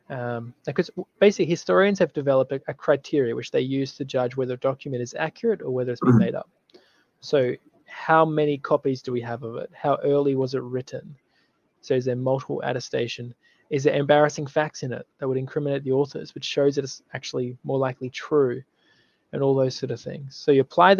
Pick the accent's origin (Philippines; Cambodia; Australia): Australia; I'm from Australia